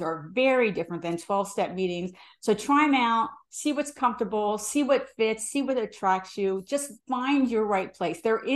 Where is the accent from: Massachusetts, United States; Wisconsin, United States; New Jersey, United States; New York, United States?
New Jersey, United States; now in Bay Area, United States; my hometown in New Jersey